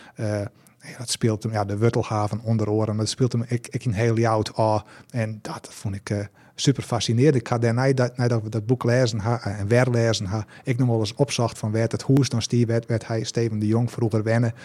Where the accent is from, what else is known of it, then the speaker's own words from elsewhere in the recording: Heerenveen, Friesland, Netherlands; ik kom eigenlijk uit Zerhuisterveen